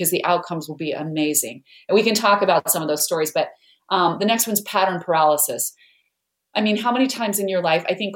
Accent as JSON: {"language": "English", "region": "Idaho", "country": "United States", "tie": "born or raised there", "said": "I grew up in Idaho where there are lots of potatoes, but no mangoes"}